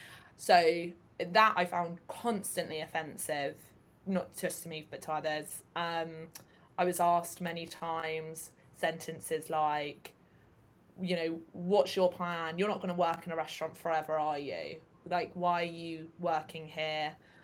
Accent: England, United Kingdom; I'm from England

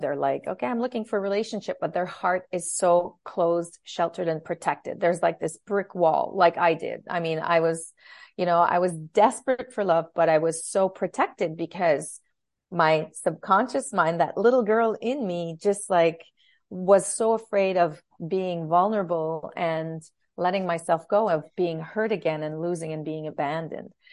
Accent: Ottawa, Ontario, Canada; moved away as an adult; also born or lived in Timmins, Ontario / Montreal; I grew up in, in Ottawa

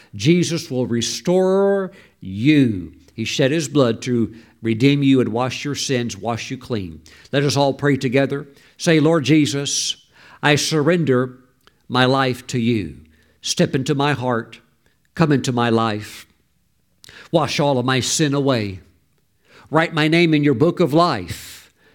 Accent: United States; we as American citizens

